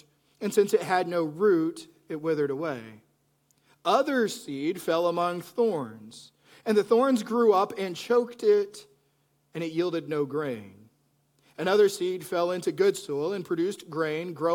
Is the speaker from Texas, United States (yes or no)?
yes; Plainview, Texas, United States; moved away; I grew up in Plainview, Texas.